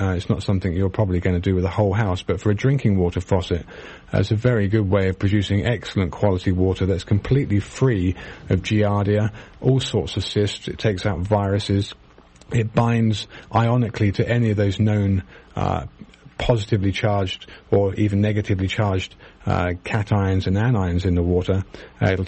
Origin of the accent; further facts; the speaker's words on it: United Kingdom; now in United States; probably because I'm British and I knew about it